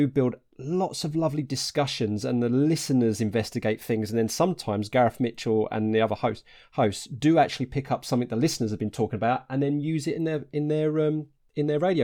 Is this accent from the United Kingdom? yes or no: yes; Harlow, East of England, United Kingdom; moved away; I'm originally from Harlow in Essex